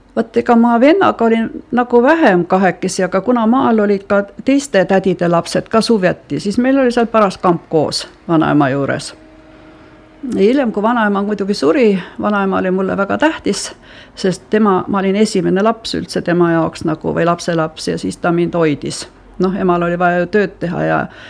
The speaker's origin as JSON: {"language": "Estonian", "area": "Helme Parish", "region": "Valga County", "country": "Estonia", "tie": "born or raised there", "also_born_or_lived": "Tõrva", "said": "mina sündisin muidu Valga linnas, aga tegelikult elas meie pere maal Helme vallas ja Piku talus."}